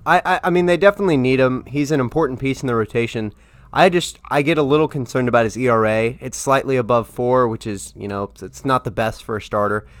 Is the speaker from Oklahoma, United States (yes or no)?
yes; Tulsa, Oklahoma, United States; moved away; I'm from Tulsa, Oklahoma